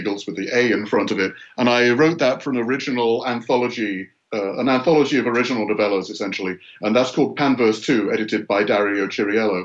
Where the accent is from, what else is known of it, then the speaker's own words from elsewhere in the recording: north of England, Yorkshire and the Humber, United Kingdom; moved away as an adult; now in United States; I grew up in the north of England in a pretty depressed area of Yorkshire